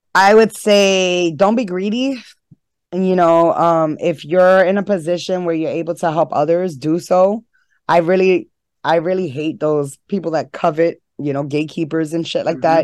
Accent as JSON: {"language": "English", "town": "New York City", "region": "New York", "country": "United States", "tie": "born or raised there", "said": "I was born and raised in Harlem"}